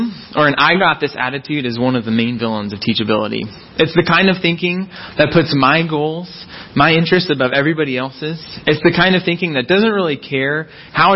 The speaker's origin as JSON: {"language": "English", "town": "Fort Worth", "region": "Texas", "country": "United States", "moved": "as an adult", "lives_now": "California, United States", "said": "I'm originally from Fort Worth, Texas."}